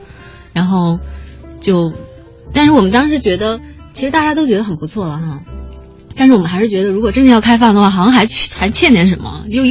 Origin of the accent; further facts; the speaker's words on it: Tianjin, China; 我不是，我是天津人。对不起，我的口音已经被伊泽贝完全给同化。